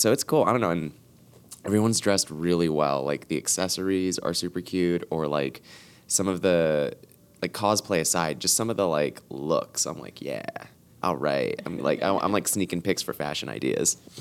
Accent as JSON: {"language": "English", "town": "Los Angeles", "region": "California", "country": "United States", "tie": "born or raised there"}